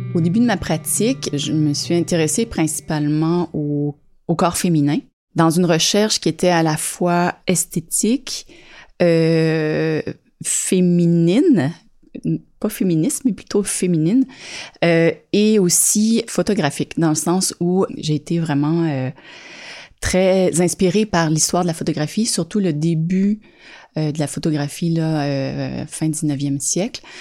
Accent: Saint-Janvier, Quebec, Canada; moved away as an adult; also born or lived in Montreal; now in Sutton, Canada; Je suis née dans les Basses-Laurentides, dans le coin de Saint-Janvier

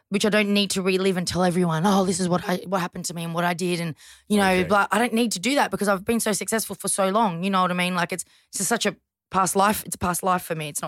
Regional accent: Toongabbie, New South Wales, Australia; Toongabbie. I went to Greystanes High School. So yeah.

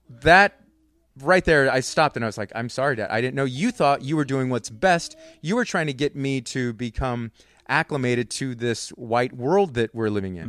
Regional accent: Converse, Texas, United States; I grew up in Converse

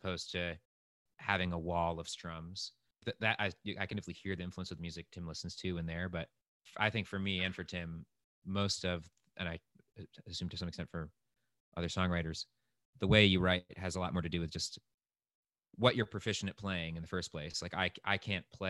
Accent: Rhode Island, United States; we're both from Rhode Island and went to high school together

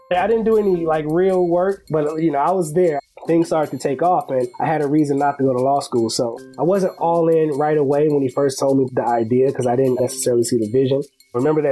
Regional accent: Chicago, Illinois, United States; moved away as an adult; also born or lived in Washington, D.C.; originally from Chicago, born and raised on the west side of Chicago

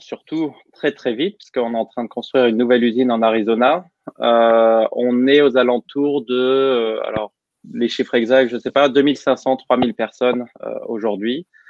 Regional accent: Normandy, France; moved away as an adult; also born or lived in England; now in United States; je suis normand, donc bien normand.

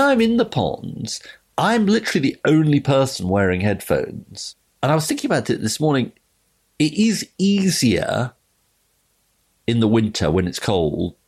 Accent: London, United Kingdom; when I was growing up in London, there was an off-licence literally two doors down

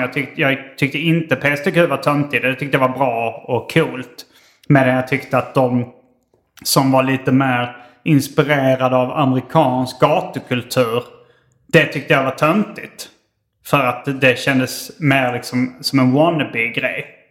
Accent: Hjärup, Skåne, Sweden; när vi var barn och bodde i Hjärup

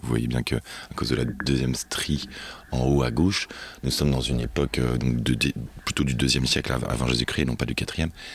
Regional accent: Neuilly-Plaisance, Île-de-France, France; also born or lived in Pantin / Aubervilliers; J'ai grandi dans le 93

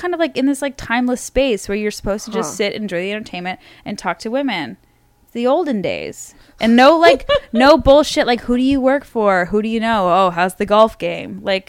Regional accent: suburb of Toronto, Ontario, Canada; So when I say I'm Canadian, so I'm really from Ontario, which is like outside of, which is a province. And I was born in like a suburb of, you know, around Toronto.

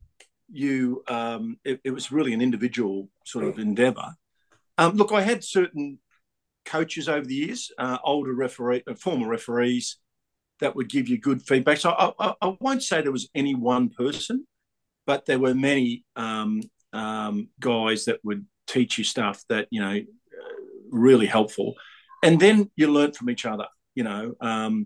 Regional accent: Brisbane, Queensland, Australia; I'm a kid from Brisbane

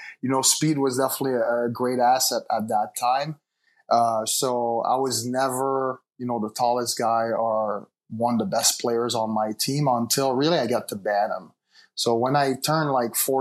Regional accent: Laval, Quebec, Canada; also born or lived in Montreal; I was born and raised in Montreal, but I grew up in, it's a city. I mean, it's a suburban area of Montreal called Laval

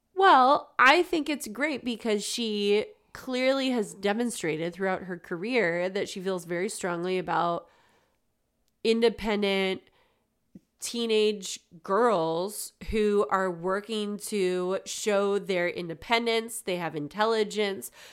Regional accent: United States; we're American, but we speak English

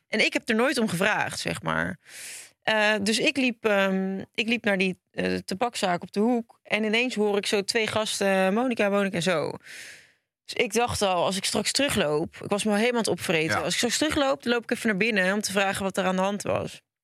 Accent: Hendrik-Ido-Ambacht, South Holland, Netherlands; Ik kom ook uit de buurt van Rotterdam

